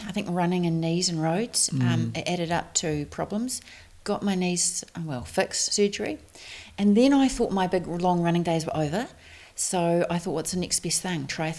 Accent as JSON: {"language": "English", "town": "Christchurch", "region": "Canterbury", "country": "New Zealand", "tie": "born or raised there", "said": "… from Christchurch."}